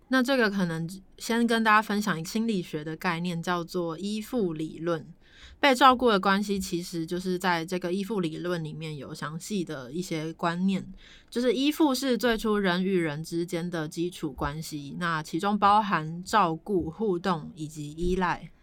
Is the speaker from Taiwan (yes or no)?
yes; Tainan, Taiwan; 我是台南人